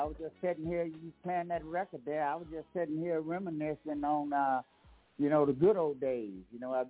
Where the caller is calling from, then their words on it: Pensacola, Florida, United States; I'm calling from Pensacola, Florida area.